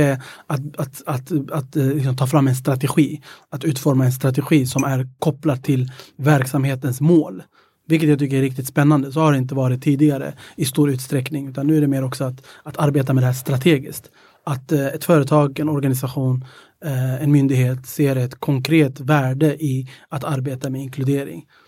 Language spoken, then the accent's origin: Swedish; Stockholm, Stockholm County, Sweden; also born or lived in Ethiopia / Greece / Södermalm; Mina, mina föräldrar är från Etiopien och jag är uppväxt i Tensta